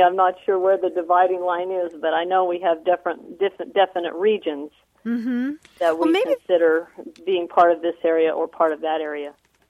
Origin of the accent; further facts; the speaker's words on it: Texas, United States; also born or lived in Dallas; In Texas, we always say East Texas, North Texas, South Texas, and West Texas.